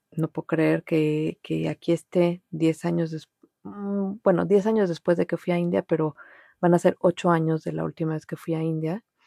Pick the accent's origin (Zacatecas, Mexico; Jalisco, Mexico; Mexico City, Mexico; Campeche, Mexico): Mexico City, Mexico; first language Spanish; moved away as an adult; also born or lived in Montreal; pues soy mexicana, nací en México, en la Ciudad de México, y ahí viví pues casi toda mi vida